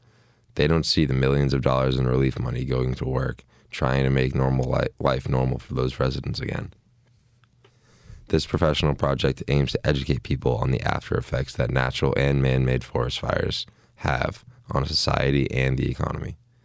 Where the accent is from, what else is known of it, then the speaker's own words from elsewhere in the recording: Boston, Massachusetts, United States; moved away as an adult; now in Oregon, United States; I moved to Oregon when I was a freshman in college just to experience the Pacific Northwest because I'm originally from Boston.